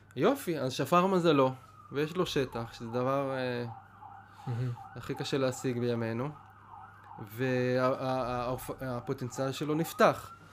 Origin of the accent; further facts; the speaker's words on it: Pardes Hanna-Karkur, Haifa District, Israel; אני בא מפרדס חנה, זה מה שאני מכיר